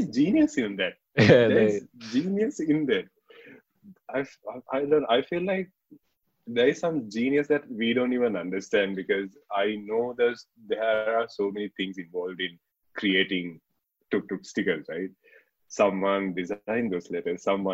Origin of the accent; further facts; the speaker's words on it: Kandy, Central Province, Sri Lanka; I'm from Kandy originally.